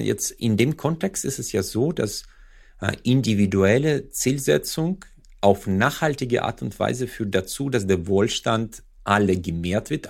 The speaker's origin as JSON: {"language": "German", "country": "Uzbekistan", "also_born_or_lived": "Freiburg", "moved": "yes", "lives_now": "Germany", "said": "Usbekistan, wo ich herkomme"}